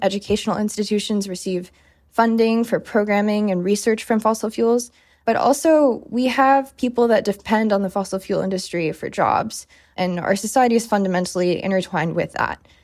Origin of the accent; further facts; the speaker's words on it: Seattle, Washington, United States; moved away as an adult; I'm from Seattle, and I remember very vividly in early high school, we had a series of very bad wildfires